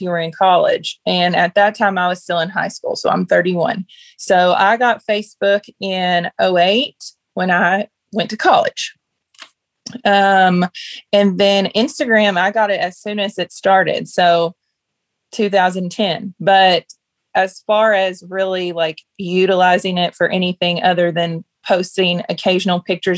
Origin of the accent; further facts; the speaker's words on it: Paris, Kentucky, United States; now in Simpsonia, United States; I'm from Paris, Kentucky